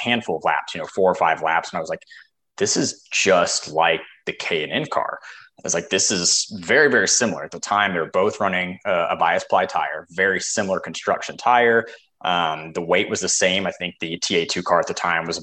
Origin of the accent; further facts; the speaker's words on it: Salt Lake City, Utah, United States; I grew up out in Salt Lake City, Utah